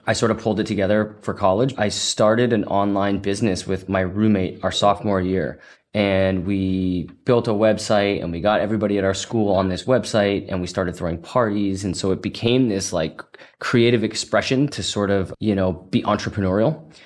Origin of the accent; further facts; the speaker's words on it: Massachusetts, United States; moved away as an adult; now in San Francisco, United States; Originally from Massachusetts, so definitely still an East Coast guy